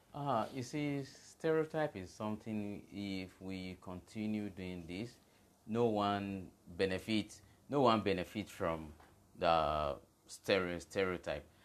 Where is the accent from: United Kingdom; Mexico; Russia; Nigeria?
Nigeria; we came together as a Nigerian, not as a Yoruba guy